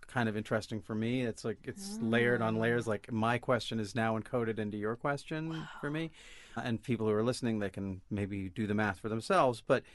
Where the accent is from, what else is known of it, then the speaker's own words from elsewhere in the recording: Olympia, Washington, United States; I grew up in Olympia, in this feminist town, feminist family.